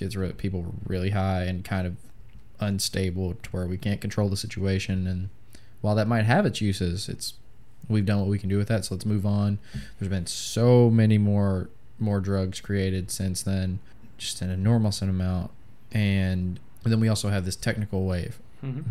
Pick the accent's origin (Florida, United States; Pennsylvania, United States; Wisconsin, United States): Florida, United States; Jacksonville; I was born in Jacksonville